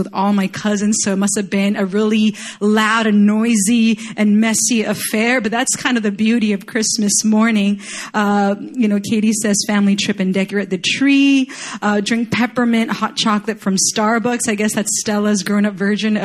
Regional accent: Chile; moved away; I grew up in Chile

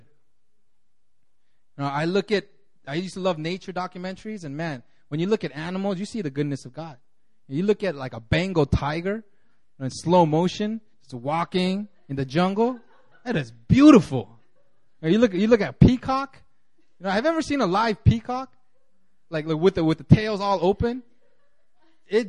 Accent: California, United States; moved away; when I grew up in California

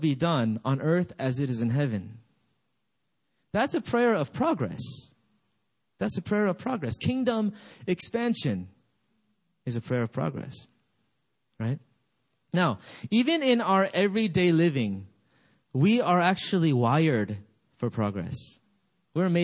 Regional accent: United States; also born or lived in Gambia; I grew up in America.

